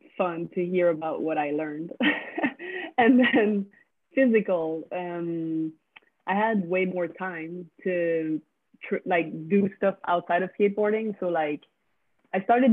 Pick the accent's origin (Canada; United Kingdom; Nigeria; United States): Canada; first language French; English is a second language; I'm from the French part. I speak French.